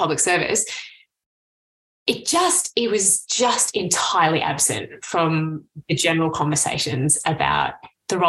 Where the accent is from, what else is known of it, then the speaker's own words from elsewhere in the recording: Canberra, Australian Capital Territory, Australia; So I grew up in Canberra, right? The hometown of the public servant